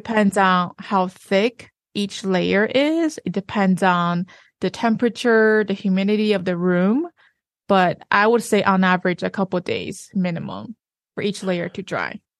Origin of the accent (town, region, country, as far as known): China; moved away